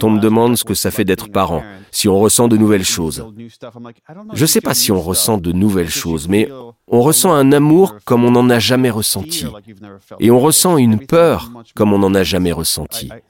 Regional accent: Israel; Si je peux me permettre une petite digression, je suis originaire d'Israël et je m'intéresse à la politique du pays.

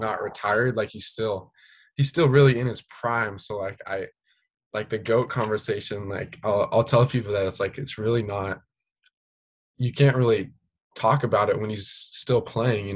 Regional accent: Spokane area, Eastern Washington, United States; growing up in Eastern Washington in the Spokane area

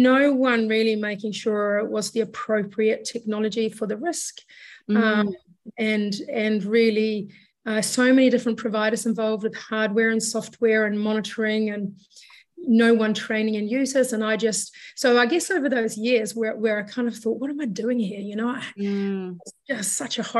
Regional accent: Sweden; moved away; I'm from Sweden originally.

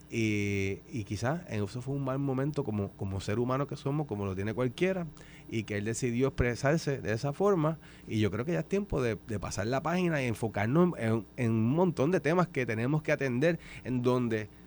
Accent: Aguada, Puerto Rico; Yo sí, yo soy de Aguada

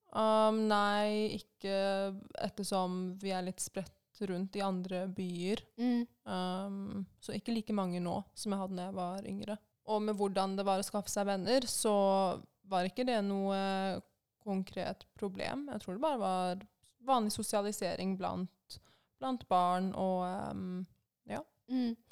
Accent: Norway; Jeg ble jo født og oppvokst i Norge, men mine foreldre kom hit etter den iranske revolusjonen på 80-tallet

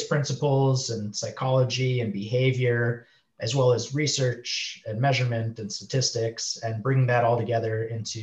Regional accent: Milwaukee, Wisconsin, United States; moved away as an adult; also born or lived in Chicago, United States / Minneapolis, United States; now in San Diego, United States; I'm from the Midwest. So grew up around like Wisconsin area, Milwaukee, went to school in Wisconsin

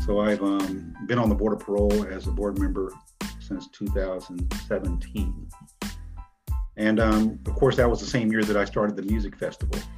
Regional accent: California, United States; also born or lived in Mississippi; I was born in Mississippi, and my dad was an Air Force man, so we moved to California when I was very young.

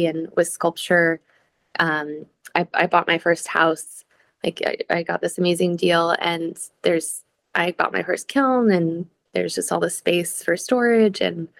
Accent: Bay Area, California, United States; moved away as an adult; also born or lived in Seattle; now in New York, United States; So I grew up in the Bay Area in California.

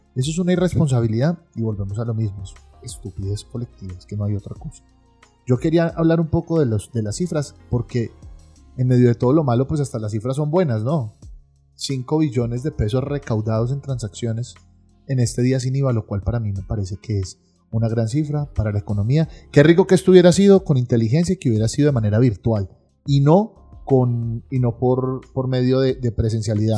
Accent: Colombia; somos los colombianos

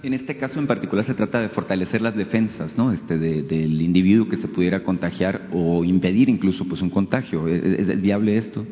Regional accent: northern Mexico, Mexico; sobre todo en el norte, que es de donde yo soy

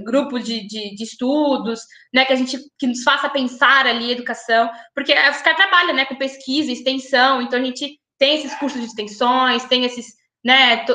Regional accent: São Paulo, Brazil; moved away as an adult; also born or lived in São Carlos; me criei em São Paulo

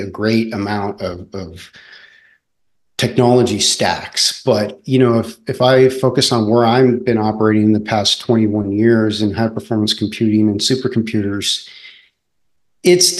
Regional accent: Southern California, United States; I raced BMX growing up in Southern California

